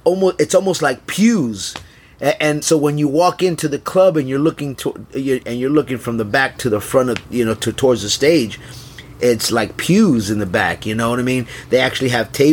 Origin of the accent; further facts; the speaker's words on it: Texas, United States; now in California, United States; I'm originally from Texas